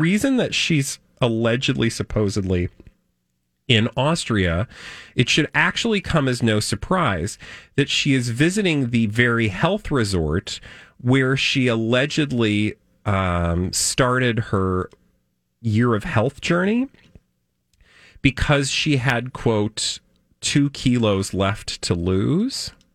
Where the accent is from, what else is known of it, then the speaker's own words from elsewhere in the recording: outside of Chicago, Illinois, United States; I grew up outside of Chicago, we had green bean casserole.